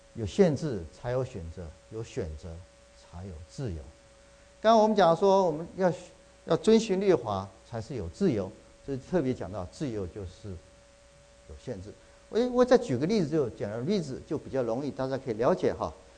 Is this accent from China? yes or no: no; Taiwan; now in United States; 这个冬天我回去啊，去台湾去看我母亲，我父亲两年前过世，我母亲，呃，年纪老迈，现在九十四岁了